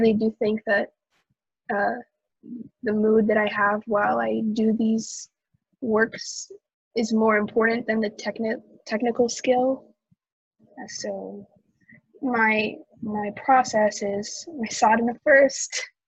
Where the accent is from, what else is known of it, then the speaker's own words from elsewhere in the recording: Houston, Texas, United States; Houston, Texas.